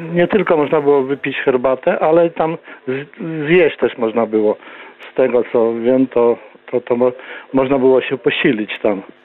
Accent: Bychawa, Lublin Voivodeship, Poland; ja urodziłem się w Bychawie, mieszkałem przez kilkanaście lat, 10 y, kilometrów od Bychawy

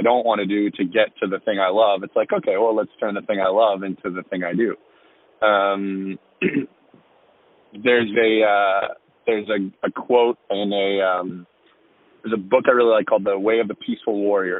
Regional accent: Annapolis Valley, Nova Scotia, Canada; I grew up in the Annapolis Valley

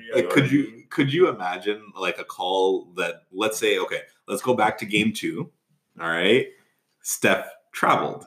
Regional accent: Toronto, Ontario, Canada; we're all from Toronto

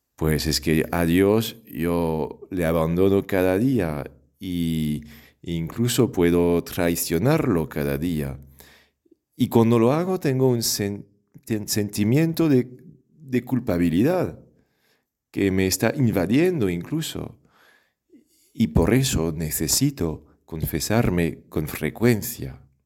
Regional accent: France; accent: French; Spanish is a second language; moved away; yo soy de Francia, seguramente ya lo has adivinado por el acento.

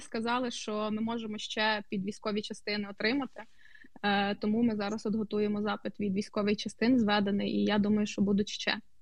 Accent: Bar, Vinnytsia Oblast, Ukraine; moved away; мого рідного містечка Бара

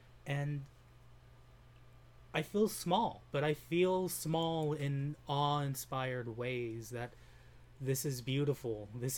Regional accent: Utah, United States; Like I've said before, I came from Utah, and there's a lot of vast, open, desolate spaces that are beautiful.

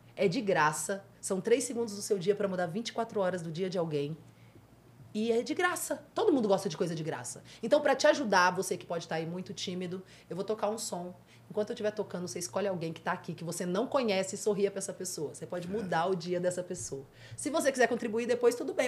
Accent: Santa Rita do Mutum, Minas Gerais, Brazil; moved away; Minas Gerais, interior de Minas Gerais, de uma roça chamada Santa Rita do Mutum. É, não tem nem no mapa, é bem pequenininho mesmo. E é de lá que eu venho

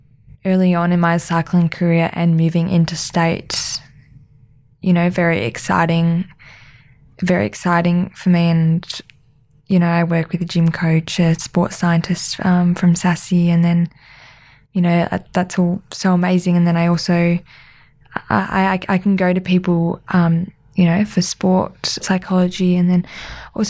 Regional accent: Melbourne, Victoria, Australia; moved away as an adult; now in Adelaide, Australia; I grew up in Melbourne

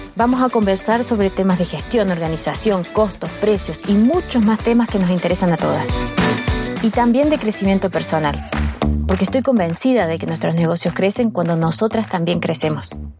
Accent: Córdoba, Argentina; moved away as an adult; now in Chile; yo soy argentina, soy cordobesa. Córdoba es una ciudad

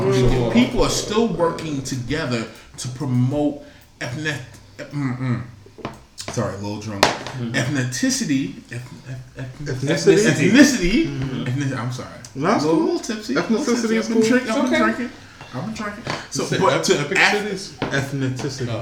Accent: New York City, New York, United States; also born or lived in Queens / Nigeria; I was born in Brooklyn

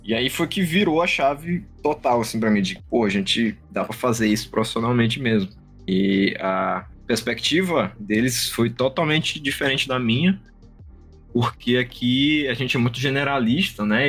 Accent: São Luís, Maranhão, Brazil; eu sou um dev do Maranhão, nós somos aqui de São Luís, Maranhão

